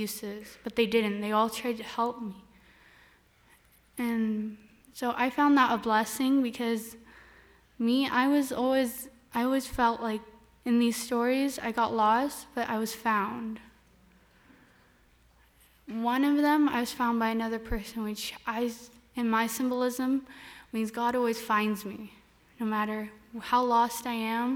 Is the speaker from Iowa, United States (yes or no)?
no; Turlock, California, United States; I'm from Turlock